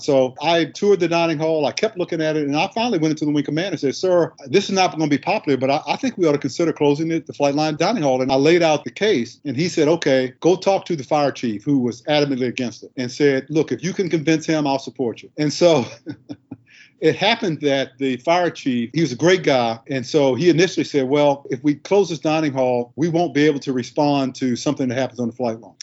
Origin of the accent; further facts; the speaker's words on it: Washington, District of Columbia, United States; moved away; I'm from Southeast DC